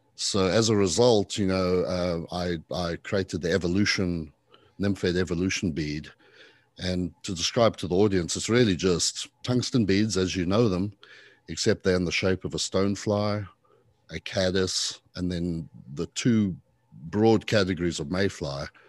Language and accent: English; South Africa; accent: a mix of British and not sure quite what; moved away as an adult; also born or lived in Zimbabwe / London, United Kingdom / Arizona, United States; now in Charleston, United States; I was born in Zimbabwe, in Africa. and, uh, you know, grew up mostly as a teenager in South Africa.